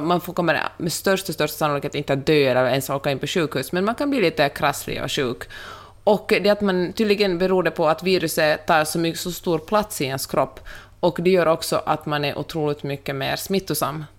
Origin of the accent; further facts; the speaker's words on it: Finland; moved away; also born or lived in Sweden / United States; jag är ju finlandssvensk